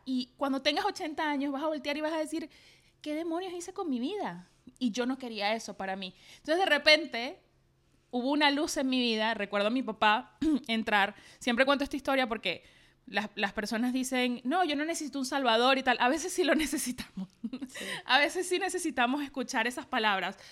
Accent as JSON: {"language": "Spanish", "town": "Maracay", "region": "Aragua", "country": "Venezuela", "said": "los diseñadores me llamaban en Maracay, yo soy de Maracay"}